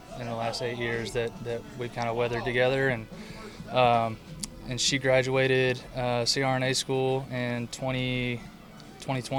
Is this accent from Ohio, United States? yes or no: no; Monroe, Louisiana, United States; now in Lafayette, United States; I live in Lafayette, Louisiana, and I grew up in Monroe